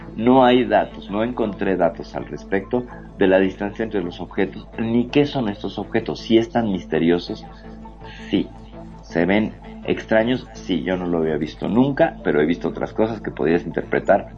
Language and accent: Spanish; Mexico; acá en México